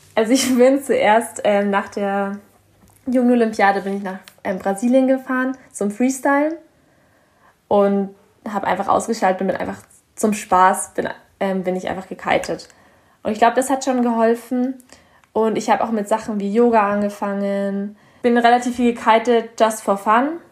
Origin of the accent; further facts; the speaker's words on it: Bavaria, Germany; ich komme hier aus Bayern